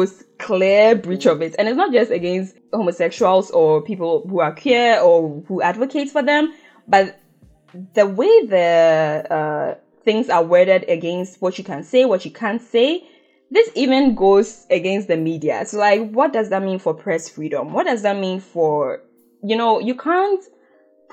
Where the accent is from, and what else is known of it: Ghana